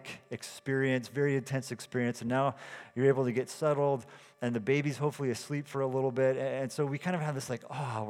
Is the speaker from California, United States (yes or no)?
yes; California, United States; I'm from California too.